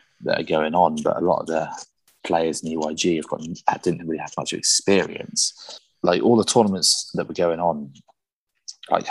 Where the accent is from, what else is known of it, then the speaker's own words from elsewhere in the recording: South West England, United Kingdom; I'm from England in the UK.